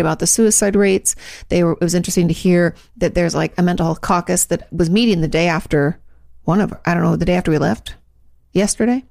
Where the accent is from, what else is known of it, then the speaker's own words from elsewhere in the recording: Washington, United States; moved away as an adult; I was from Washington